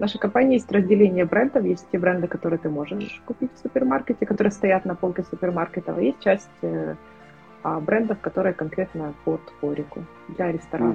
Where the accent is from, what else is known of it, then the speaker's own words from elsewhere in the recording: Ukraine; я из Украины